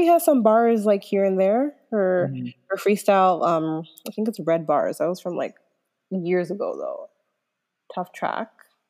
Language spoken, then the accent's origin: English; Toronto, Ontario, Canada; also born or lived in Mississauga; Yeah, I was born there, but I was obviously, like, raised in Toronto from when I was, like, 3 years old in the West End.